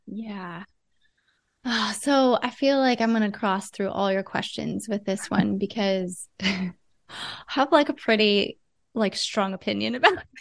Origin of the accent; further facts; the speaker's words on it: Ohio, United States; moved away; I'm from Ohio originally.